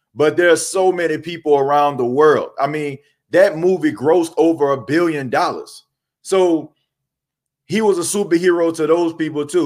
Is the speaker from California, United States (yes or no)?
no; New Orleans, Louisiana, United States; growing up in New Orleans